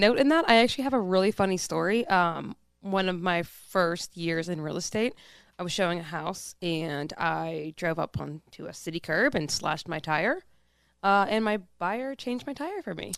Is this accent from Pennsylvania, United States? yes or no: yes; Pittsburgh, Pennsylvania, United States; I'm born and raised, um, in the east side of Pittsburgh.